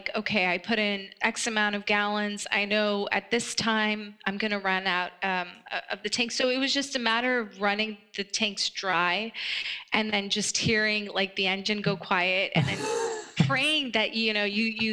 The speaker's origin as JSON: {"language": "English", "region": "California", "country": "United States", "tie": "born or raised there", "also_born_or_lived": "Afghanistan", "said": "We settled in California. And that's where I spent a great deal of my childhood, growing up in California"}